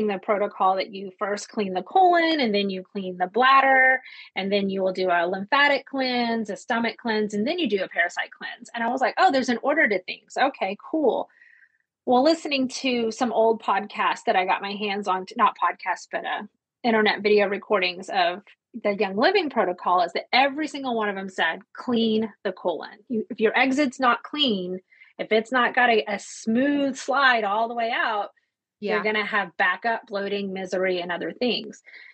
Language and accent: English; Ozark Mountains, Arkansas, United States; moved away as an adult; also born or lived in Bahrain / Japan; I also grew up in the Ozark Mountains. I'm from Arkansas initially, grew up barefoot